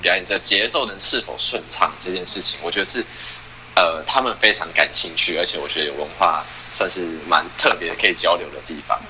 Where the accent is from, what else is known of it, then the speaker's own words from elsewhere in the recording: Taiwan; 都是台湾人，对，都是台湾人